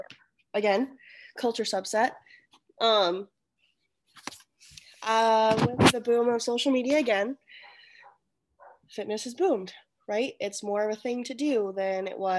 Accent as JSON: {"language": "English", "country": "United States", "said": "I am Asian American. Like, my mom was from a different country"}